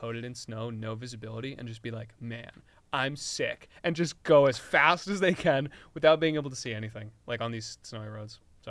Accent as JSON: {"language": "English", "region": "Virginia", "country": "United States", "tie": "born or raised there", "moved": "yes", "lives_now": "Vermont, United States", "said": "growing up in Virginia"}